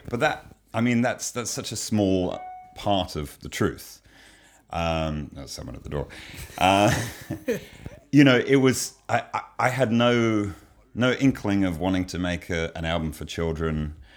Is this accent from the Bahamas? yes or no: no; England, United Kingdom; moved away; I grew up in England